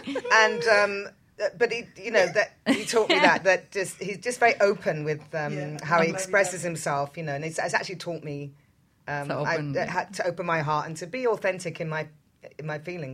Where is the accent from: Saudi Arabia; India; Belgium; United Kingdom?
United Kingdom; I'm British